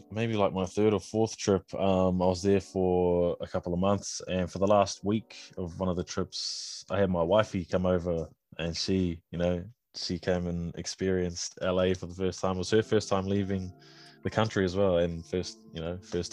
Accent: New Zealand; I'm from New Zealand

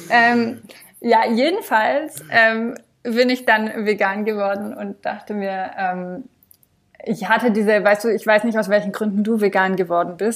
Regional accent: France; now in Germany; Also ich bin in Frankreich aufgewachsen, aber meine Eltern sind beide Deutsche. Also das war mehr so berufsbedingt von meinem Papa, dass wir rübergezogen sind und meine Eltern die Schnapsidee hatten, die Kinder könnten ja zweisprachig aufwachsen.

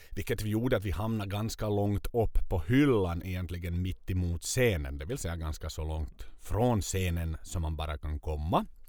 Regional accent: Vaasa, Ostrobothnia, Finland; varifrån vi kommer, från Vasa.

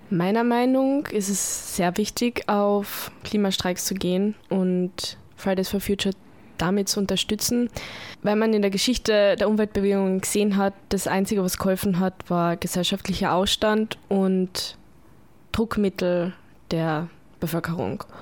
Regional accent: Carinthia, Austria; ich war auch schon bei uns daheim in Kärnten mal. Die sind leider nicht so groß wie in Wien

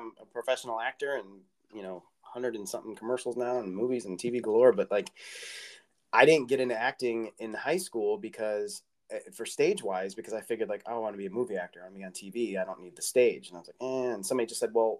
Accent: Midwest, United States; also born or lived in Iowa; growing up in the Midwest

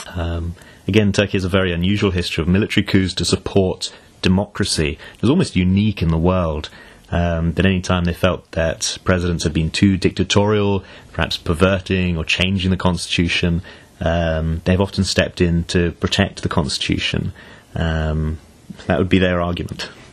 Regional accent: United Kingdom; I'm British through and through

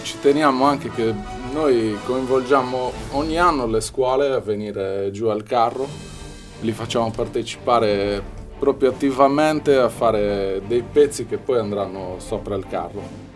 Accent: Arbus, Sardinia, Italy; noi siamo molto affezionati al nostro paese

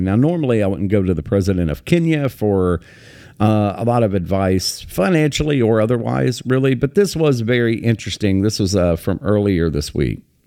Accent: United States; I live in America, I was raised in America

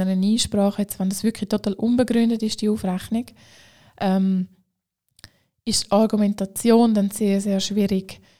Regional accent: Zurich, Switzerland; Auch als Zürcher kann ich sagen, Aargau ist schön.

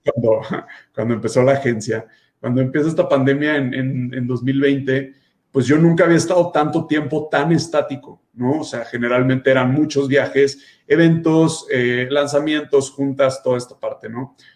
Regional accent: Guadalajara, Jalisco, Mexico; now in Mexico City, Mexico; estuve en Guadalajara, de donde yo soy

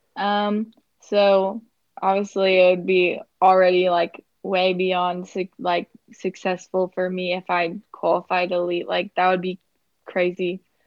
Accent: Kansas, United States; I'm from Kansas

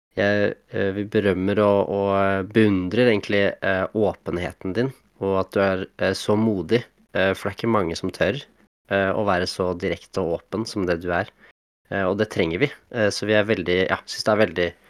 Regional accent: Eastern Norway, Norway; also born or lived in Oslo / Harstad; now in Kongsberg, Norway; jeg er jo egentlig østlending

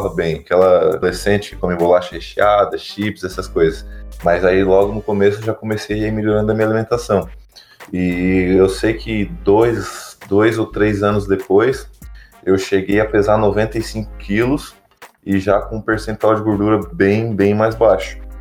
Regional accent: Tubarão, Santa Catarina, Brazil; eu sou de natural aqui de Tubarão, em Santa Catarina

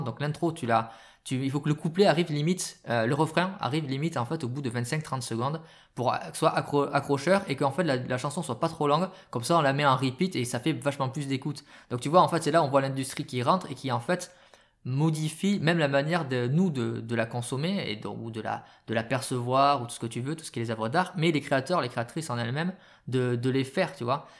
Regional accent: France; chez nous en France

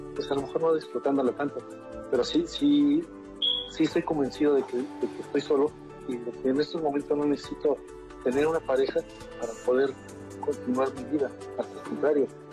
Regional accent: Mexico City, Mexico; now in Durango, Mexico; Soy originario de la Ciudad de México. Actualmente radico en la ciudad de Durango. Tengo muchos años viviendo en esta ciudad.

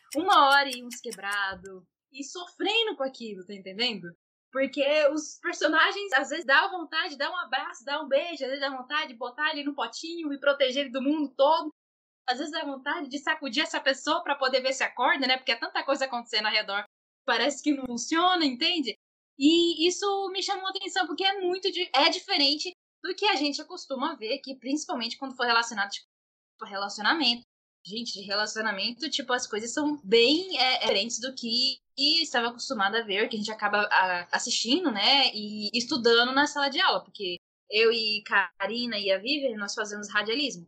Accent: Cuiabá, Mato Grosso, Brazil; nós somos de Cuiabá, MT.

